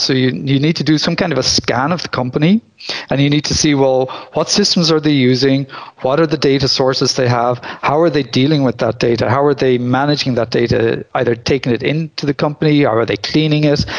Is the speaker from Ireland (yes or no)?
yes; Ireland; moved away as an adult; also born or lived in Limerick, Ireland; now in Belgium; I come from Ireland originally. I'm now living in Belgium